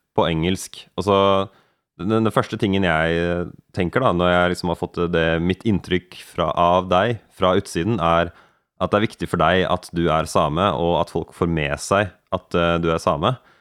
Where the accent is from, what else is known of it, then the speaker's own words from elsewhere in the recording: Norway; Jeg tenker på meg selv som nordmann